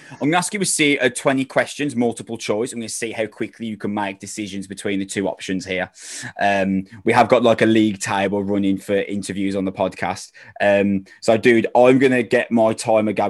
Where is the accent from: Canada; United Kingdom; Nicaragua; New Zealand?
United Kingdom; England; I'm English